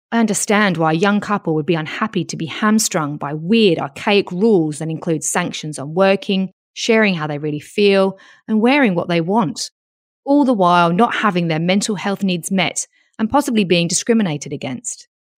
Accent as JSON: {"language": "English", "country": "United Kingdom", "moved": "yes", "lives_now": "Australia", "said": "I'm British"}